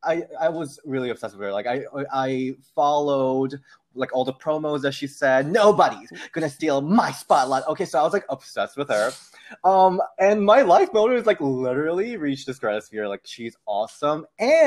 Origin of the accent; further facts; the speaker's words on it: South Korea; English is a second language; now in United States; So I grew up in Korea. I'm ESL. But I literally learned English from like watching her.